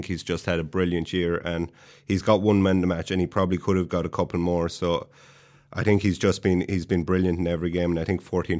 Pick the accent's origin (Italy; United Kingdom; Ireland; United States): Ireland; Tipperary, Munster; I am from Tip